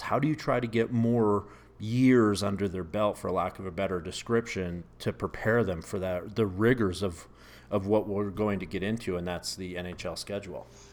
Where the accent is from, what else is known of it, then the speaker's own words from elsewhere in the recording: Canada; moved away as an adult; now in United States; growing up in Canada, you know, I grew up in a ski town